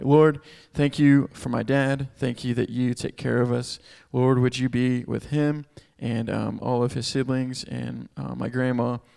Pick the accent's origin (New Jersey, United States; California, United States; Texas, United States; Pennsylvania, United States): Texas, United States; Houston; moved away as an adult; I'm from Texas, grew up in Houston, uh, moved here six years ago to help start this Chi Alpha